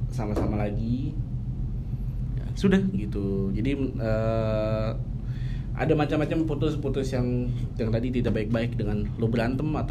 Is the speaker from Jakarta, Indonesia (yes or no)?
yes; Jakarta, Indonesia; Betawi, bokap gue hmm. Padang, nyokap gue Jawa.